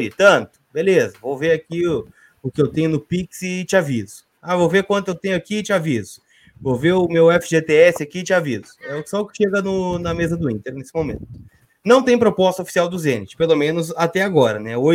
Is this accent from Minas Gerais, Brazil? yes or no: no; Canoas, Rio Grande do Sul, Brazil; Eu sou de Canoas. Eu sou de Canoas.